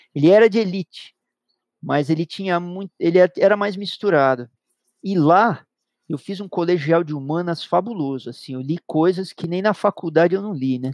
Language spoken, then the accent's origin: Portuguese; São Paulo, Brazil; Eu nasci em 1959 em São Paulo, na maternidade de São Paulo, uma família de classe média paulistana, uhum. típica classe média paulistana